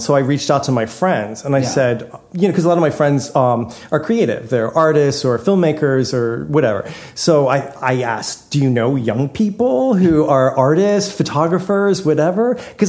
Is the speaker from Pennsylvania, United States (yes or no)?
yes; Doylestown, Pennsylvania, United States; moved away as an adult; also born or lived in New York; now in Los Angeles, United States; I grew up in Bucks County in a town called Doylestown.